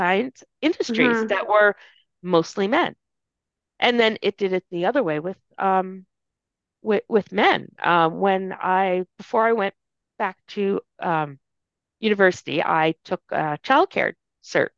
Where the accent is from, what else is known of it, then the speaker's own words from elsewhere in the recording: Saint John, New Brunswick, Canada; also born or lived in Edmonton, Alberta; I'm from St. John, New Brunswick. I remember when St. John, New Brunswick was exactly that, a sea of white faces.